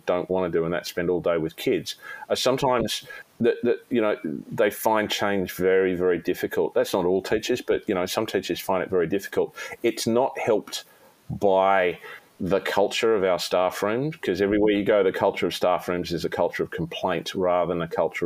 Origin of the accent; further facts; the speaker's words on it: Sydney, New South Wales, Australia; we had to relocate back to my hometown of Sydney, more in my original hometown of Sydney